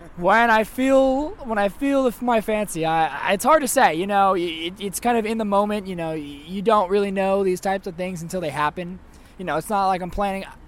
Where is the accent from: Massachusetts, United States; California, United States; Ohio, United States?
California, United States; Santa Cruz; I'm uh, from Santa Cruz, California.